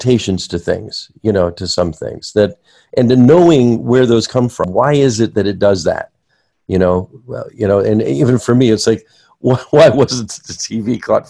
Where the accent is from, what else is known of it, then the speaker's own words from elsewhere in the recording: New Jersey, United States; moved away; I grew up near New York City in New Jersey